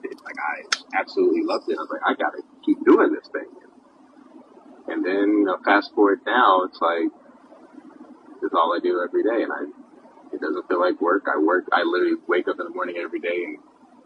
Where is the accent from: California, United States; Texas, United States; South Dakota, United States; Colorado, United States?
Texas, United States; Dallas; also born or lived in Silver Spring, Maryland / Pittsburgh; moved to Texas, like Dallas, and I would say, I mean, I'm basically raised. Dallas raised me. Like, I call Dallas home